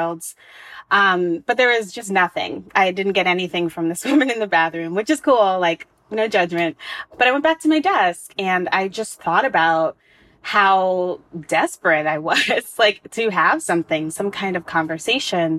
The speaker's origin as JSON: {"language": "English", "country": "United States", "tie": "born or raised there", "said": "I was born in America."}